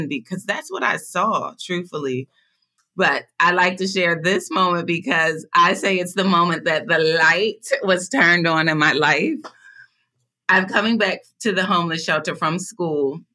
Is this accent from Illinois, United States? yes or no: no; Philadelphia, Pennsylvania, United States; I was born and raised in Philadelphia, Pennsylvania, in one of the most impoverished neighborhoods of Philadelphia.